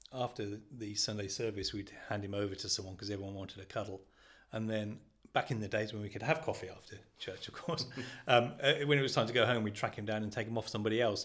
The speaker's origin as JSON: {"language": "English", "region": "Midlands", "country": "United Kingdom", "tie": "born or raised there", "moved": "as an adult", "said": "I grew up in the Midlands and I moved down here"}